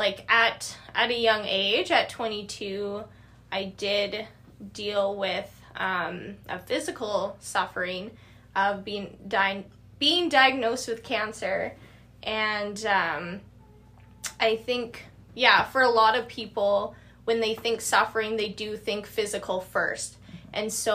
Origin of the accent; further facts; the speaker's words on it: Regina, Saskatchewan, Canada; I'm from Regina, born and raised there